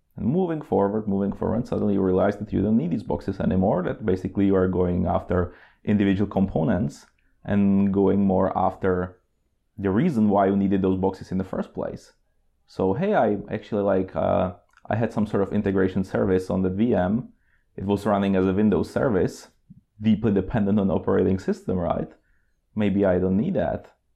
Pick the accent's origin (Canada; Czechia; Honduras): Czechia; moved away as an adult; also born or lived in Oslo, Norway / Prague, Czech Republic; now in Norway; I'm originally from Czech Republic